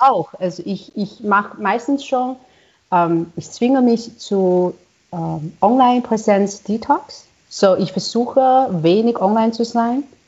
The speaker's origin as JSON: {"language": "German", "country": "China", "second_language": "German", "moved": "as an adult", "lives_now": "Austria", "said": "für mich als Chinesin, die so weit gereist ist, um Musik hier zu studieren"}